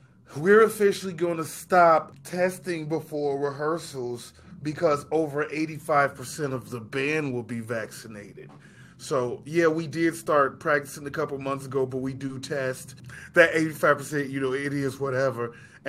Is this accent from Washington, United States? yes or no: no; Chicago, Illinois, United States; This podcast is about two rude boys from Chicago